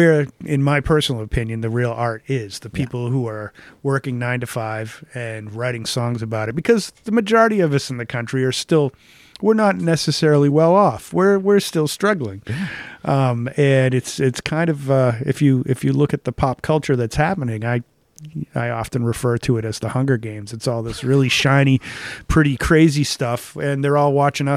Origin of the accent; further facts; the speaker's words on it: Boston, Massachusetts, United States; I grew up with BCN in Boston